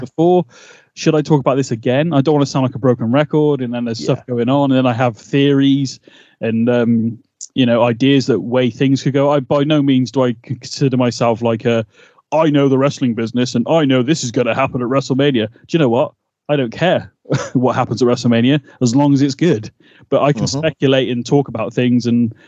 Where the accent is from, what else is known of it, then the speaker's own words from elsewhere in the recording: United Kingdom; We're two British guys